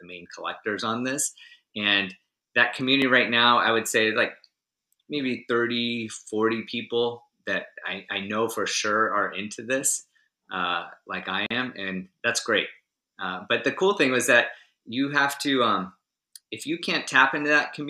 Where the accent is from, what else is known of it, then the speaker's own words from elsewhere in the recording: United States; as an American who doesn't speak French